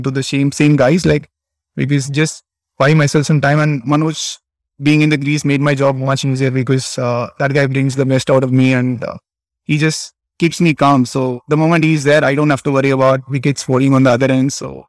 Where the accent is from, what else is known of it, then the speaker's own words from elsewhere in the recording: Chennai, Tamil Nadu, India; moved away as an adult; now in Japan; I was born and brought up in Chennai.